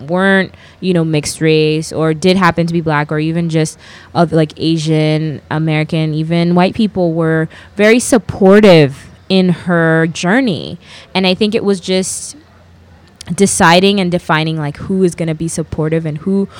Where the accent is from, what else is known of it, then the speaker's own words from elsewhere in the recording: Kenya; I am a Kenyan, Ghanaian girl who grew up completely Kenyan